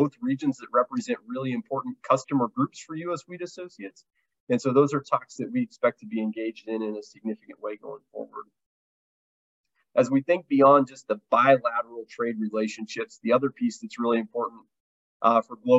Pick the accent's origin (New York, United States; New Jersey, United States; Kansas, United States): Kansas, United States; I grew up in Kansas